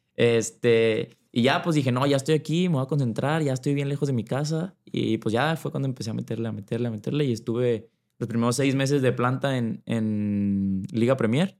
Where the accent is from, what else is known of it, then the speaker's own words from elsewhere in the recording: Monterrey, Nuevo León, Mexico; Yo soy de Monterrey, soy de Monterrey, Nuevo León